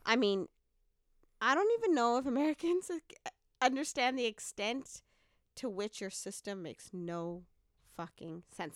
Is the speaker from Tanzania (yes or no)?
yes; Dar es Salaam, Tanzania; also born or lived in Canada; now in Columbia, United States; I'm originally from Tanzania, Dar-, Dar es Salaam, Tanzania, which is, um, where I was born